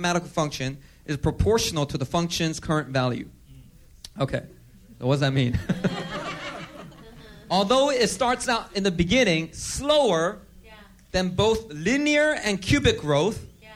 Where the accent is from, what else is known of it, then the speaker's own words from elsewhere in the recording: South Korea; moved away; I love my home country, Korea, right? I'm a U.S. citizen, but, you know, I was born in Korea